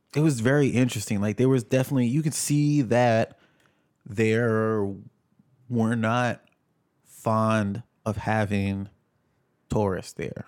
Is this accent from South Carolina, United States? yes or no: no; New York, United States; also born or lived in Jamaica; being a New Yorker